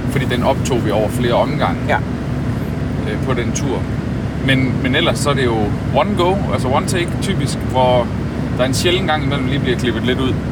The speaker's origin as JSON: {"language": "Danish", "country": "Denmark", "said": "som dansker"}